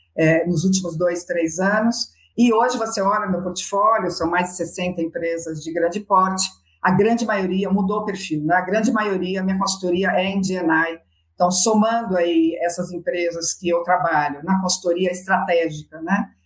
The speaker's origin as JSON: {"language": "Portuguese", "country": "Brazil"}